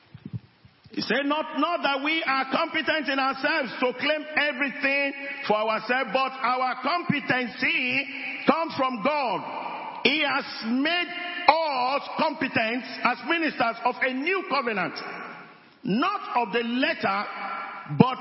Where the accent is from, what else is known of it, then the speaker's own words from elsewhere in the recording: area near Fiditi, Oyo, Nigeria; I'm not from Fiditi, but I came from that area.